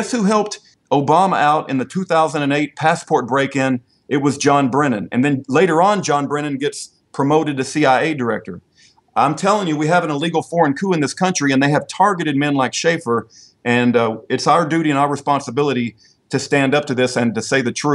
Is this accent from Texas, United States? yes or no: yes; Texas, United States; I got to speak as a Texan